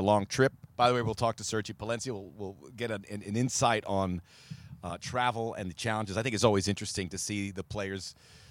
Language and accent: English; Miami, Florida, United States; now in Los Angeles, United States; I'm from Miami originally, Jordan.